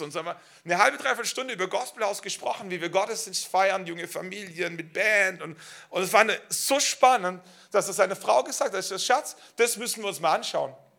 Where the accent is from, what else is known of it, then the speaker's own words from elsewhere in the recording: Schwäbisch Hall, Baden-Württemberg, Germany; moved away as an adult; Schwäbisch Hall ist meine Heimatstadt. Ähm, wir wurden dort gesegnet, wir sind dort groß geworden